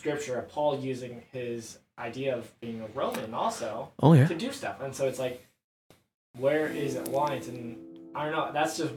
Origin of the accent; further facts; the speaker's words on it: United States; I'm American.